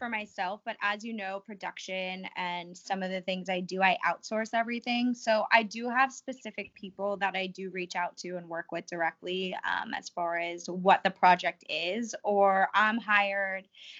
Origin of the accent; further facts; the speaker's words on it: Boca Raton, Florida, United States; moved away as an adult; also born or lived in New York City; growing up in Boca Raton, it really isn't reality. You know, it's a bubble. It's very sheltered. There isn't so much culture, and there's nothing against it. Like, I love Boca and I'm so fortunate to be able to grow up there